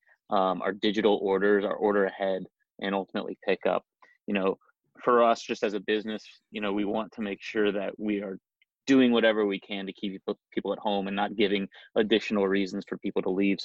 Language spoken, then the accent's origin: English; Dayton, Ohio, United States; now in Columbus, United States; we grew up, myself and my two co-founders, we grew up in Dayton